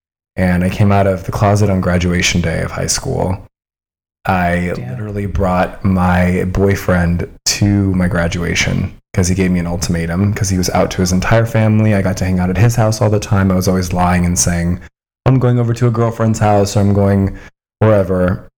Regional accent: Colorado, United States; This is in Colorado.

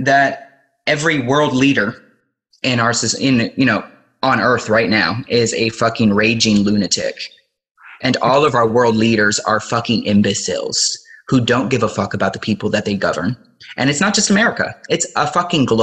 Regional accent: Miami, Florida, United States; even though I identify as an American and I was born in Miami, Florida

